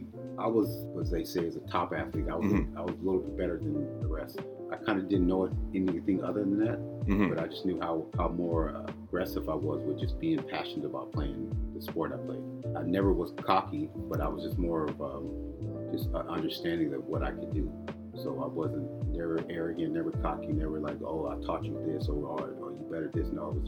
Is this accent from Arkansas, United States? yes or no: no; Fairfield, California, United States; now in Canada; I'm an Air Force kid. So my dad was an airplane mechanic. So I was born at the base, and then we kind of went from there, from the base, and then we got to the general area, which was Fairfield, California.